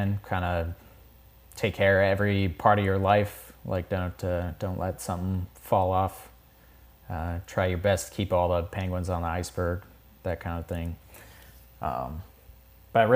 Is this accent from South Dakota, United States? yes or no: yes; outside Ellsworth, South Dakota, United States; I grew up outside of Ellsworth, so one of the B-1 bases. So we had B-1s flying over town, like, my entire childhood.